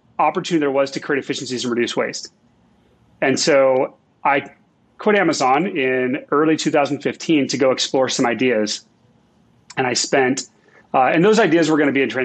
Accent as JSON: {"language": "English", "town": "Seattle", "region": "Washington", "country": "United States", "tie": "born or raised there", "moved": "as an adult", "said": "I grew up in Seattle"}